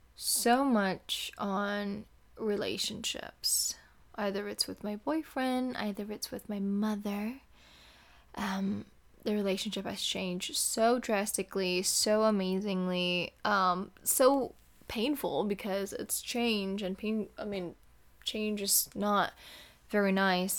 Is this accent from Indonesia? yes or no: yes; Indonesia; moved away as an adult; now in California, United States; I am from Indonesia.